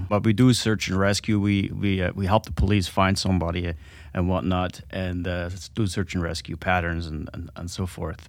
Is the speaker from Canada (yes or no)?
no; Alps, Switzerland; Yeah, I grew up in Switzerland in the Alps. And that's where all my flying really started.